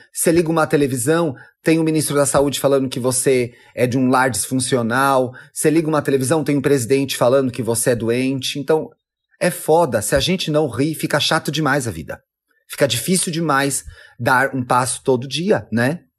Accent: Brazil; E você vê que a gente está em 2020, a gente é brasileira, a gente tem outra, outra vivência

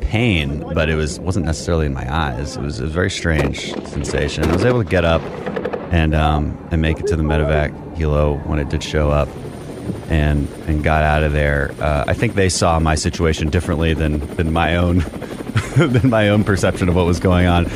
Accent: Houston, Texas, United States; from Texas, six generations or so. And my family comes from the energy industry, so we're from Houston

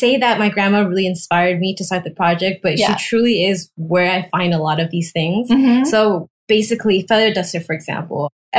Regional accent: Taiwan; now in United States; I grew up in Taiwan and I moved to the States

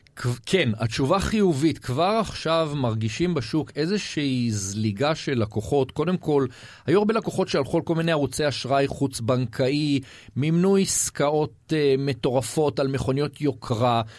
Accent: Israel; אנחנו ישראלים

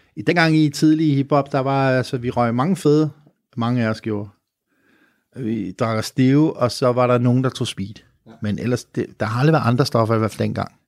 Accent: Copenhagen, Capital Region of Denmark, Denmark; vi er nogle latterlige københavnere

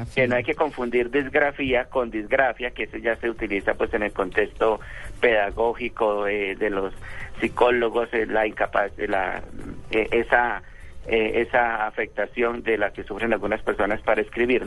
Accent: Tolima, Colombia; yo soy tolimense

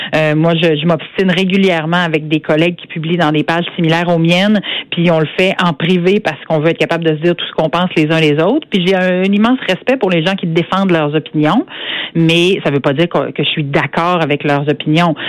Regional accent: Saint-Georges, Quebec, Canada; je, viens euh, d'une petite municipalité en région. Euh, je viens de Saint-Georges-de-Beauce

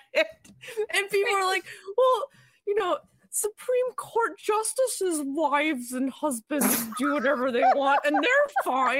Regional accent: Niles, Ohio, United States; I grew up in Niles, maybe, or like in that area.

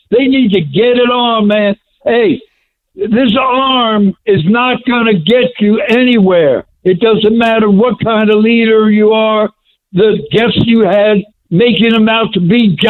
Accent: Missouri, United States; I'm from Missouri, Scott. I'm from Missouri.

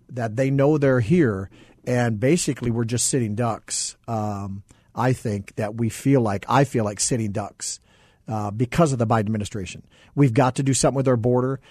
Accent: central Minnesota, United States; now in Arizona, United States; So I grew up in Minnesota, central Minnesota

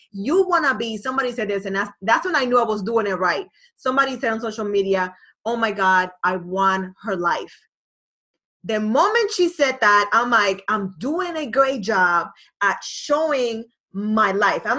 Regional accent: Boston, Massachusetts, United States; I didn't li- like A Rod at all because obviously I'm from Boston

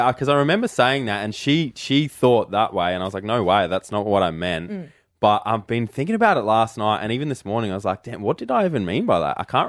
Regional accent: Australia

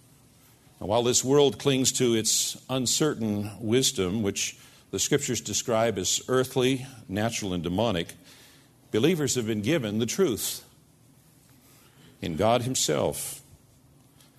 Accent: United States; us as American Christians

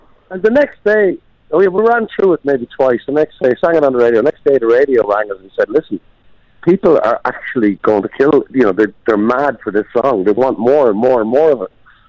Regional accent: Ireland; Well, I have to say, going away, it's probably more exciting than being in Ireland

